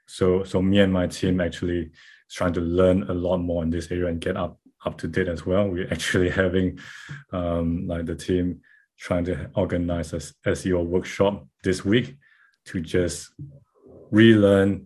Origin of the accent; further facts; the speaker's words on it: Malaysia; moved away as an adult; now in Auckland, New Zealand; So I'm based out of Auckland, New Zealand, and I'm originally from Malaysia, but I've been here in Auckland